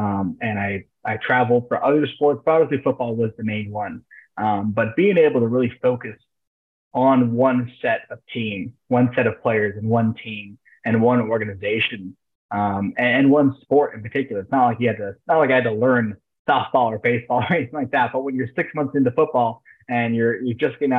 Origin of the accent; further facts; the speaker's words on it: Key West, Florida, United States; I'm from Key West, by the way, down in South Florida.